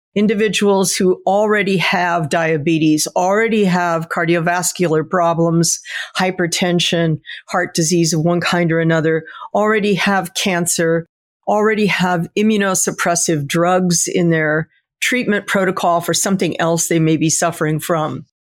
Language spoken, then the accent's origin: English; United States